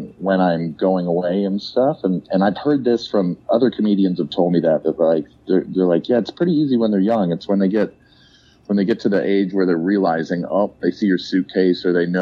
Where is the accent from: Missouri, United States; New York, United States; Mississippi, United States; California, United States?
Missouri, United States; St. Louis; me and my buddy, he lives in Kansas City. We grew up in St. Louis